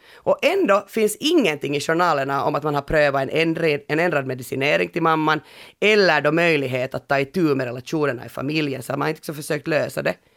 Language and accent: Swedish; Finland; hemma i Finland